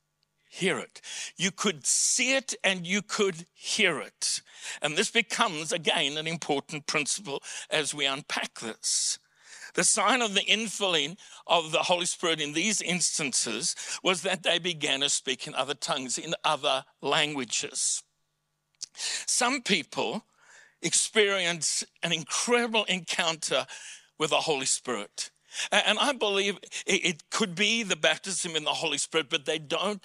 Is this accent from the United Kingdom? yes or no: no; South Africa; accent: South African; first language English; now in Australia; For me, my mother tongue is English with a South African accent.